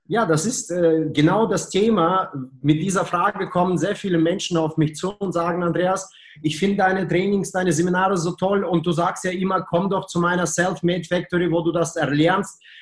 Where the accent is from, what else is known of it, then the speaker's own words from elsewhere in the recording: Germany; Ja, ich als Deutsche mit sehr guten Russischkenntnissen verstehe dein Deutsch, okay?